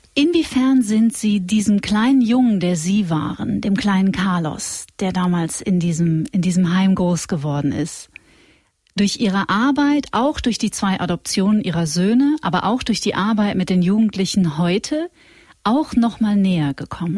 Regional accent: North Rhine-Westphalia, Germany; ich komme aus Nordrhein-Westfalen

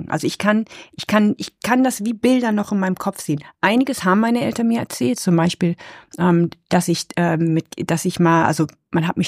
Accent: Nepal; born there; wir waren ja in, ich bin ja in Nepal geboren, 1972

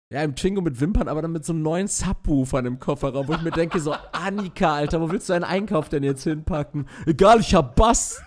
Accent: Castrop-Rauxel, North Rhine-Westphalia, Germany; in Castrop-Rauxel am, also meiner, meiner Heimatstadt.

